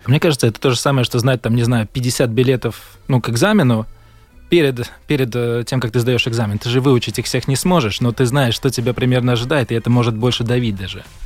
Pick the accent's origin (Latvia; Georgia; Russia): Latvia; я говорю, ну, из Латвии